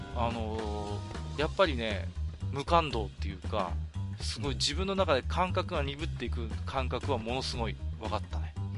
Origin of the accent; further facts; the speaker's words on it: Iwate, Japan; 僕は岩手の人間なので